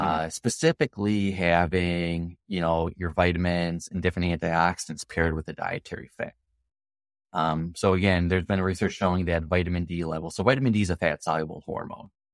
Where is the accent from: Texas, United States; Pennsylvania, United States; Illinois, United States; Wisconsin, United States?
Wisconsin, United States; I'm from Wisconsin, the dairy states